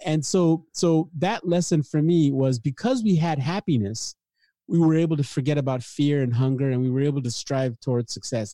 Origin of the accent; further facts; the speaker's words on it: Nigeria; moved away; I was born in Africa, uh, late sixties, in the civil war of, uh, Nigeria and Biafra